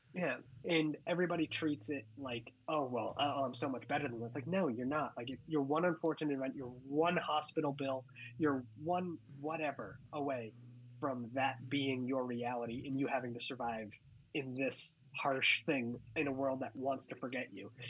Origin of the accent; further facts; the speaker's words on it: Hanson, Massachusetts, United States; moved away as an adult; also born or lived in San Francisco; now in Los Angeles, United States; growing up in Hanson